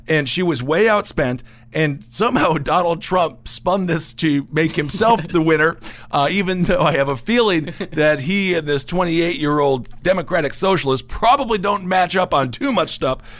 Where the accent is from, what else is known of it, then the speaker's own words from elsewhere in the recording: Wisconsin, United States; my home state of Wisconsin